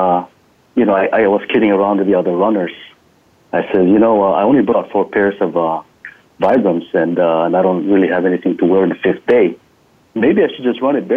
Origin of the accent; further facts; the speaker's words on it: Guam; moved away as an adult; also born or lived in Leyte, Philippines; now in North Carolina, United States; I was actually born in the Philippines, in the province of Leyte. And I grew up in Guam. So I immigrated to Guam when I was 6 years old.